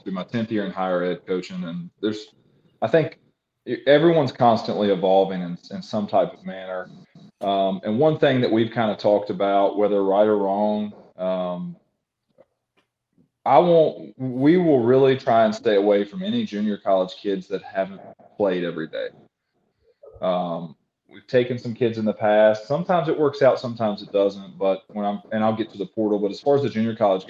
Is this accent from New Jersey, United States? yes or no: no; Christiansburg, Virginia, United States; I'm from Christiansburg, Virginia Tech area. I've coached in this region my entire life.